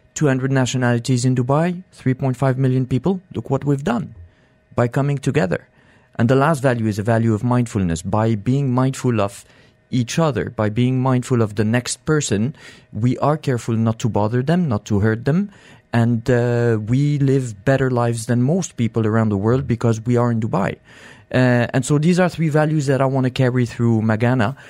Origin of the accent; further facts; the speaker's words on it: Morocco; accent: French; now in United Arab Emirates; I'm from Morocco